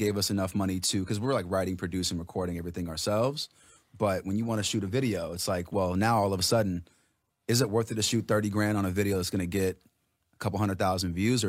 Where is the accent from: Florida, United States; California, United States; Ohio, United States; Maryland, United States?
California, United States; Los Angeles; Yeah, I grew up in L.A.